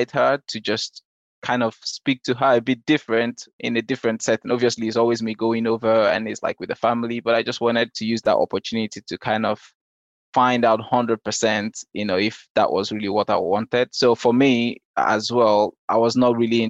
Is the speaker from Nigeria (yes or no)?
yes; Nigeria; moved away; also born or lived in Denmark; We're actually neighbors in Nigeria.